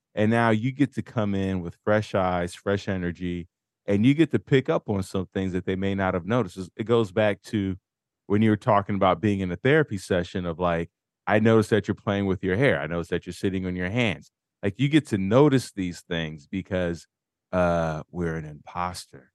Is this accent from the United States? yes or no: yes; United States